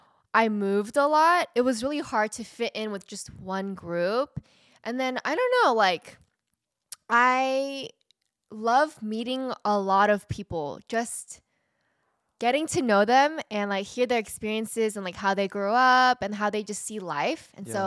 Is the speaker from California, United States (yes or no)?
yes; Fullerton, California, United States; So I grew up in Fullerton, California.